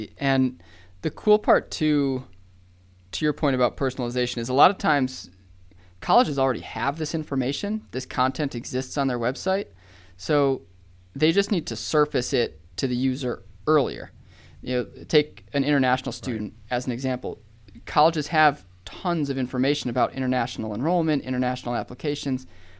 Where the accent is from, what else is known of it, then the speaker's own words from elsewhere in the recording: Austin, Texas, United States; there's an alumni that lives in Austin from this university, and I'm from Austin.